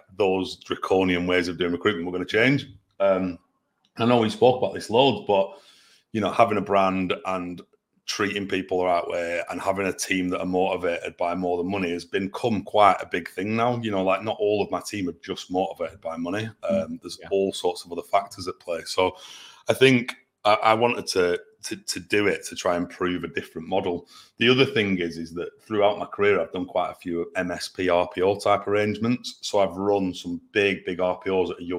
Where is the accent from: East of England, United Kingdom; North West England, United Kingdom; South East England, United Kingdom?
North West England, United Kingdom; Burnley; also born or lived in London; now in Manchester, United Kingdom; I'm from Burnley